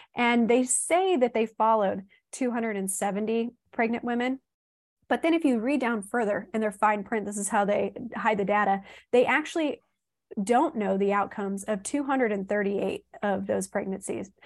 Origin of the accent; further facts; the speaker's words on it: Southern Illinois, United States; now in Florida, United States; we're moving from Florida back home to Southern Ill, Illinois